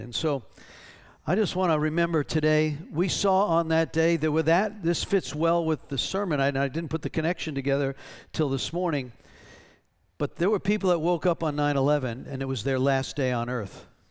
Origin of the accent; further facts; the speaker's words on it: North Carolina, United States; we're from North Carolina